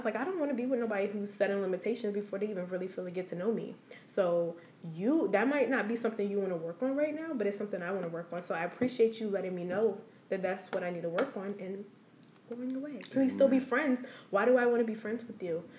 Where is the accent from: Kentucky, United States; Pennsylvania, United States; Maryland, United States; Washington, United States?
Maryland, United States; Silver Spring; I'm from Silver Spring